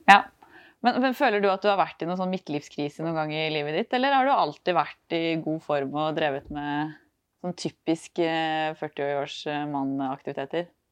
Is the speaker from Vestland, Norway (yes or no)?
no; Trøndelag, Norway; moved away; Jeg er jo egentlig trønder, så det ligger jo liksom i sjela